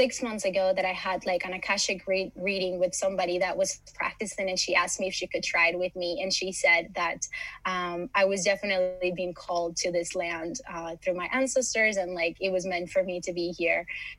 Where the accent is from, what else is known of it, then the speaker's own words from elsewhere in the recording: Miami, Florida, United States; also born or lived in Los Angeles, United States; now in Malmö, Sweden; I come from Miami, from LA, from very busy cities. And Malmo has been a very nice place to land